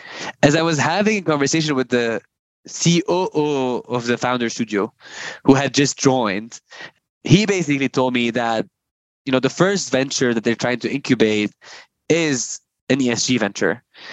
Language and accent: English; Lebanon; I always say I'm super grateful for where and how I grew up. I think growing up in a country where, you know, you